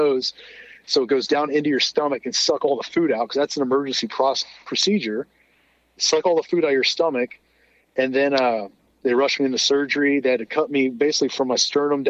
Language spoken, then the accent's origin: English; Ohio, United States; I was from Ohio